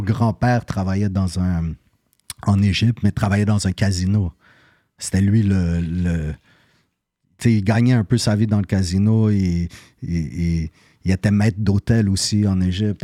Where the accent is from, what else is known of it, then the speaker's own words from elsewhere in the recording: Montreal, Quebec, Canada; je suis né à Côte-des-Neiges